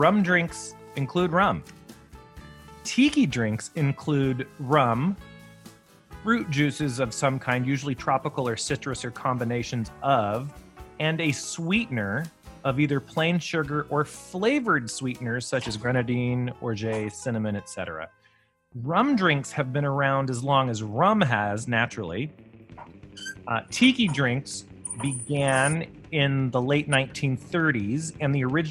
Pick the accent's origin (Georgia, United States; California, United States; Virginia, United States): Georgia, United States; Savannah; also born or lived in Charleston, South Carolina; I grew up in Savannah, Georgia and Charleston, South Carolina